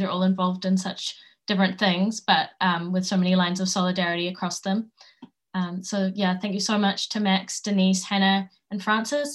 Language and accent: English; New Zealand; where I grew up in Aotearoa